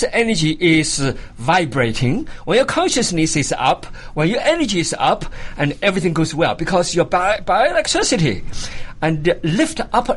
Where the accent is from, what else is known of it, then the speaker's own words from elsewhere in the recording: China; moved away as an adult; now in United States; I came from China. Of course, China, during my time, you know, I was an enemy of the country. I was born as an enemy of the country.